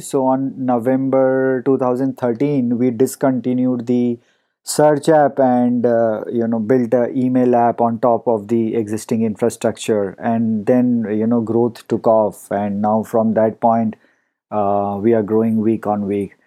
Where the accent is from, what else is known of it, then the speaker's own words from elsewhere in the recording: India; moved away as an adult; now in Palo Alto, United States; I grew up in India and, um, you know, spent the first few years of my life before moving here.